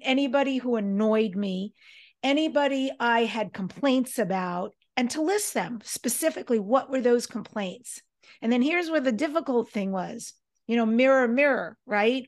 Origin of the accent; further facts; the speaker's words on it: New York, United States; we grew up in New York